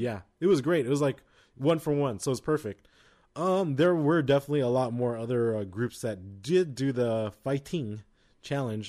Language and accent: English; United States; we're American